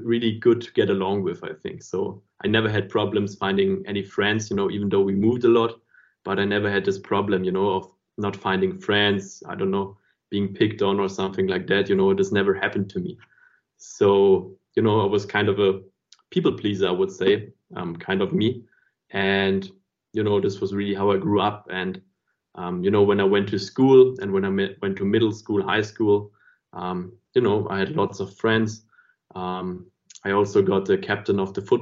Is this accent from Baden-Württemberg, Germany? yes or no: yes; Stuttgart, Baden-Württemberg, Germany; I was growing up in Stuttgart